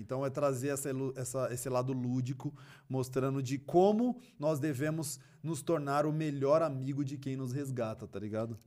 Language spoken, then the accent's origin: Portuguese; São Paulo, Brazil; eu me interessei em fazer parte de núcleos culturais na minha quebrada, que era muito forte na época. Na época funcionava o Aliança Negra, que era ali próximo da, do Parque Raul Seixas, e Cidade Tiradentes